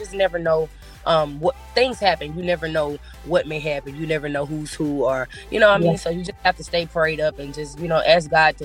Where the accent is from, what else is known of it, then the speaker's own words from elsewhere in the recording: Pensacola, Florida, United States; growing up in Pensacola